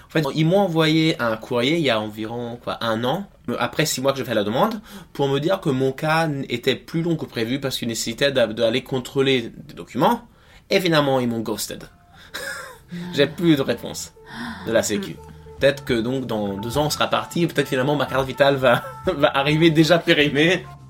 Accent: Italy; moved away as an adult; now in France; je suis né en Italie, mais je suis français par euh, ma mère

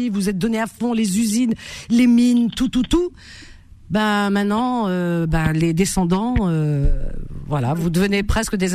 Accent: France; moi, je suis né en France.

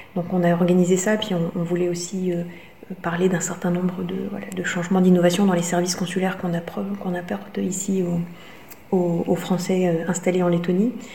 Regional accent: Strasbourg, Grand Est, France; now in Riga, Latvia; je suis strasbourgeoise

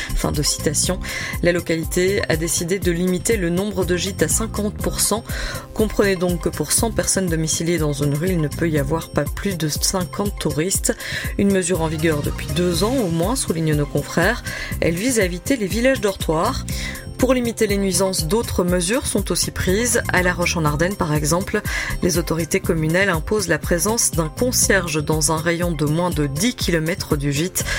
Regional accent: Belgium; Chez nous, en Belgique

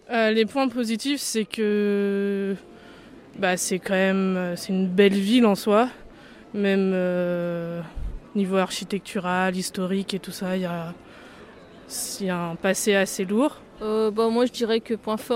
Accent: Martinique, France; now in Rouen, France; quand moi je viens de la Martinique, comment je trouve les gens tellement tristes.

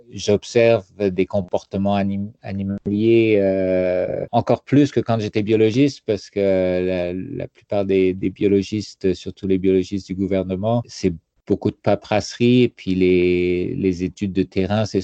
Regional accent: France; now in Canada; il y a quand même des, des froids, surtout venant de la France, c'est assez froid en hiver.

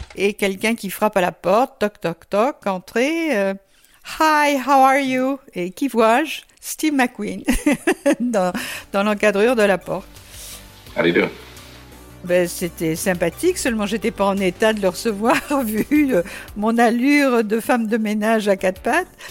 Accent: Le Mans, Pays de la Loire, France; nous on est du Mans

